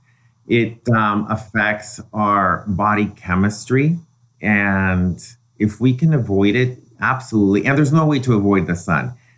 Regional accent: Mexico; now in United States; in Mexico, I grew up in an environment where everything was organic and natural. And then when I moved to the States

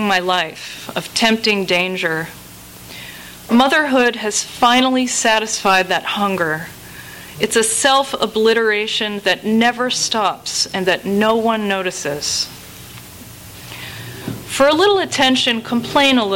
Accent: New England, United States; moved away as an adult; I grew up in New England, which is a place where the social pecking order is the same as it was in, 1650

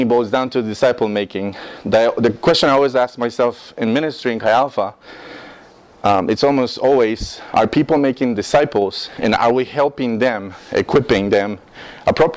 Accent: Costa Rica; English is a second language; moved away as an adult; now in United States; I'm from Costa Rica. I was born in Costa Rica, raised in Costa Rica 18 years of my life

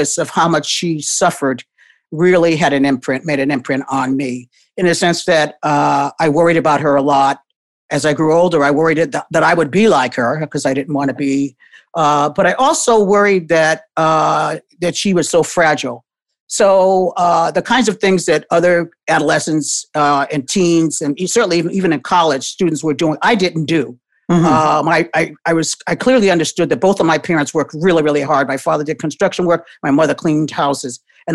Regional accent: New Haven, Connecticut, United States; now in Boston, United States; I grew up in New Haven, Connecticut, and was the only child of my parents

